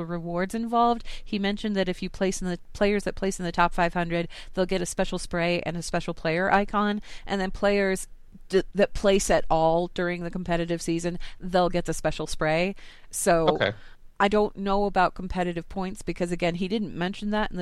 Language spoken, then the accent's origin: English; Colorado, United States; I'm from Colorado